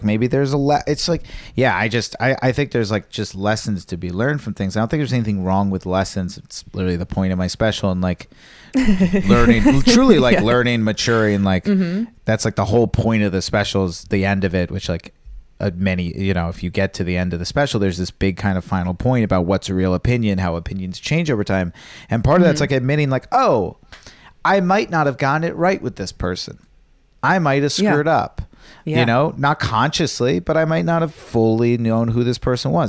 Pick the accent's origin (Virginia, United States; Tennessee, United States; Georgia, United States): Virginia, United States; born or raised there